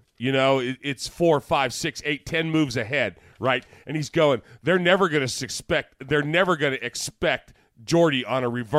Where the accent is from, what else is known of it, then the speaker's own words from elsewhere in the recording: San Jose, California, United States; growing up in San Jose.